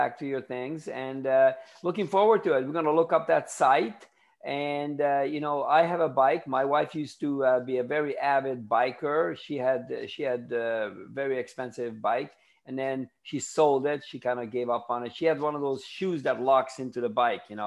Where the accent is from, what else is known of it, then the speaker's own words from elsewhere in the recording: Ontario, Canada; also born or lived in Tampa, Florida; now in Daytona Beach, United States; I'm from Canada. I lived in... People say, where did you live? I said, Toronto, because they don't know the little towns